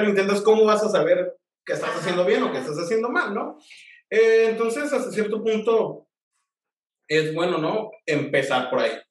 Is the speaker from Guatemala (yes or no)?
no; Tijuana, Baja California, Mexico; also born or lived in Michoacán; soy este, originario de Michoacán, pero me siento tijuanense por adopción, ¿no? Llegué aquí desde muy pequeño, ajá, y, pues ya yo crecí y, corrí, aprendí y me crié en esta bella hermosa ciudad de Tijuana